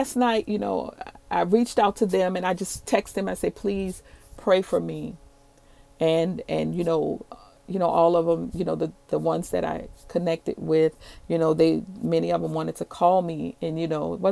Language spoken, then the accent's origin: English; New Orleans, Louisiana, United States; moved away as an adult; also born or lived in Dallas-Fort Worth, Texas; I'm originally from New Orleans